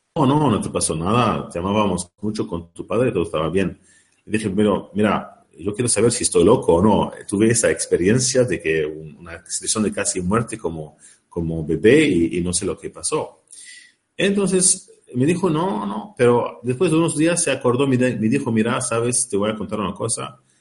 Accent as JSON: {"language": "Spanish", "country": "Lebanon", "moved": "yes", "lives_now": "Ireland", "said": "al Líbano, de donde yo vengo"}